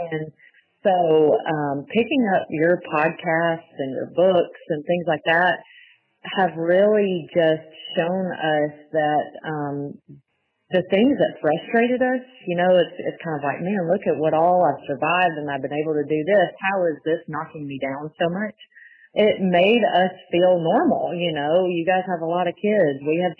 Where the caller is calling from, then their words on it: Auburn, Alabama, United States; I'm from Auburn, Alabama.